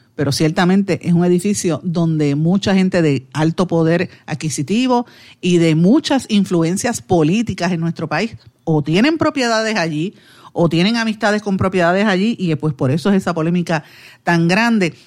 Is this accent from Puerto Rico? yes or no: yes; Guaynabo, Puerto Rico; yo soy de Guaynabo